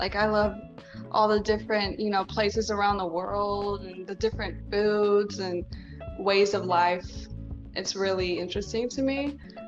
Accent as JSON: {"language": "English", "country": "Guam", "also_born_or_lived": "everywhere", "said": "I'm from Guam. I'm a military brat, so I'm also kind of from everywhere."}